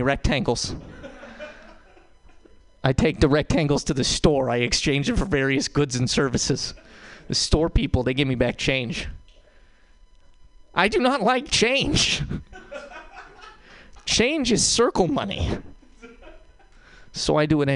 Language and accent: English; Montana, United States; now in San Francisco, United States; I'm not from San Francisco. I'm from Montana